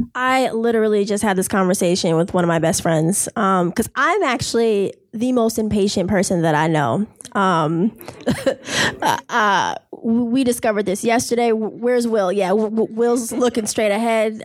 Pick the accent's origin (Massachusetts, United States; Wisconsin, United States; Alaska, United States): Massachusetts, United States; Boston; from Boston, as in being born and raised in Boston